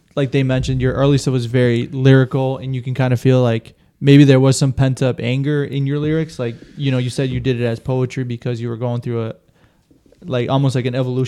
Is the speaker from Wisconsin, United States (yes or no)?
yes; Wisconsin, United States; Full born Wisconsin. Just like born and raised in Wisconsin